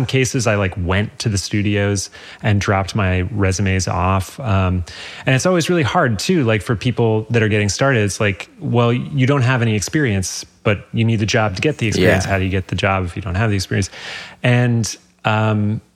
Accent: New York, United States; So I was living in New York. I'm from New York.

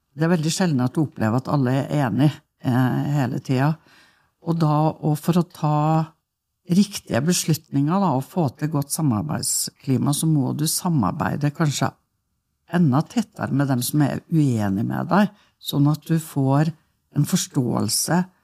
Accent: Norway; jeg eh, eh er jo født og oppvokst ute på Stormåa

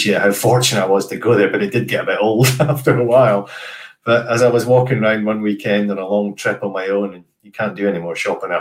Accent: United Kingdom; I was British and a bit random rather than a local American

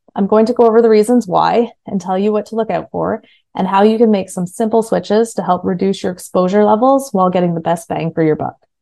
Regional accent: Kingston, Ontario, Canada; I was at Queen's University in Kingston, Ontario, which is my hometown

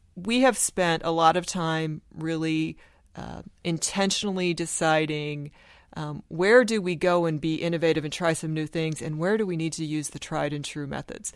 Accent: Sioux City, Iowa, United States; moved away as an adult; also born or lived in Houston, Texas / South Dakota; I grew up in Sioux City, Iowa, which is the corner of Iowa, Nebraska, and South Dakota.

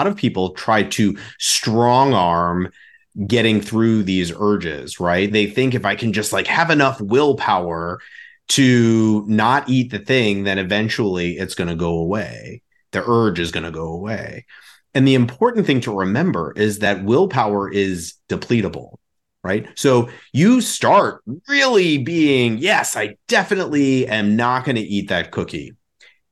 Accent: New York, United States; now in Chicago, United States; growing up in New York

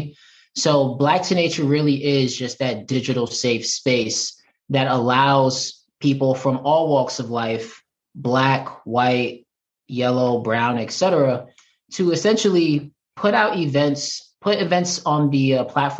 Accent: New York, United States; moved away; I'm originally from New York

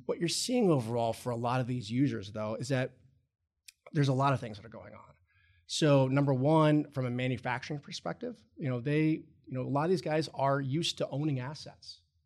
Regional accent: Roanoke, Virginia, United States; moved away as an adult; also born or lived in Ohio / Chicago; I'm originally from Roanoke, Virginia

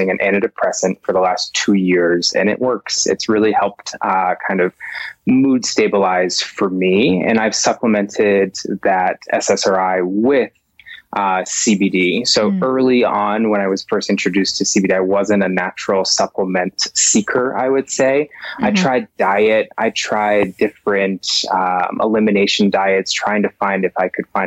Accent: Boston, Massachusetts, United States; moved away as an adult; also born or lived in Colorado; born and raised in Boston, Massachusetts, born and raised, and then made my way to Colorado

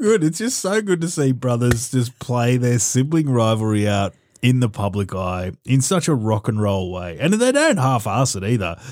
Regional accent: Australia; as an Australian

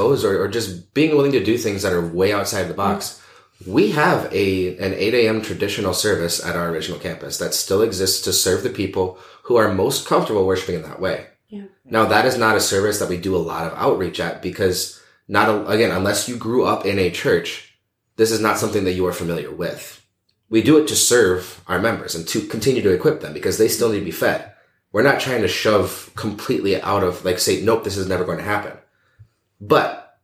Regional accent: Washington, United States; moved away as an adult; also born or lived in Florida; I grew up there

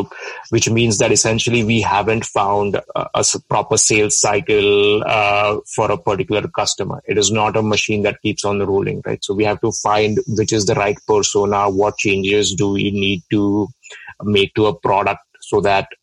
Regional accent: India; moved away as an adult; I'm from India, a small town in India.

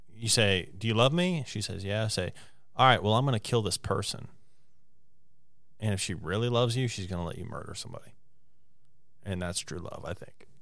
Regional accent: Morgantown, West Virginia, United States; also born or lived in Preston County, West Virginia; Morgantown, my hometown, is my favorite place

